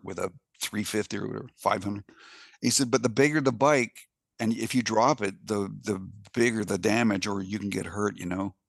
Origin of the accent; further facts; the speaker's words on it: Canada; I'm Canadian